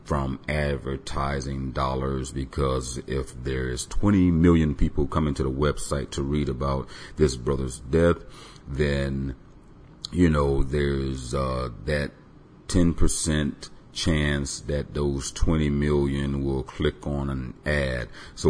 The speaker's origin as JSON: {"language": "English", "town": "Tampa", "region": "Florida", "country": "United States", "tie": "born or raised there", "said": "I was born in Tampa"}